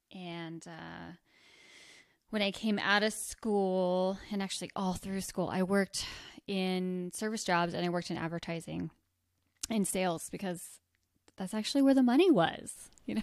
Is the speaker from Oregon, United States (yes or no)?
no; rural New Jersey, United States; now in Bozeman, United States; Grew up, born and raised in New Jersey, rural New Jersey.